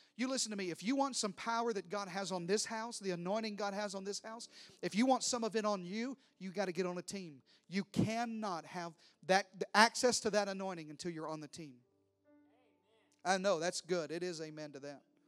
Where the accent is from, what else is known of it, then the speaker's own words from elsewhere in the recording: Deep South, United States; I'm from the deep south